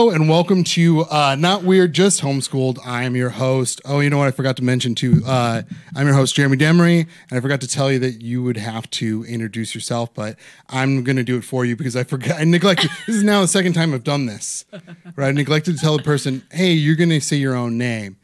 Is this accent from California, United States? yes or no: no; Parma, Ohio, United States; growing up in Parma